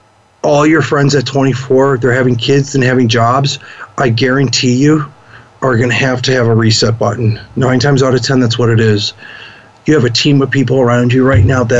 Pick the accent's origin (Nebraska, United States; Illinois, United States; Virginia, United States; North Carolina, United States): Illinois, United States; Chicago; moved away; I'm from Chicago. I couldn't go back to Chicago for a while.